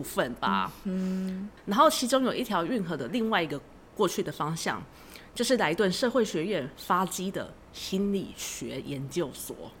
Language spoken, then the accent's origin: Chinese; Taiwan; also born or lived in Leiden, Netherlands; 我们台湾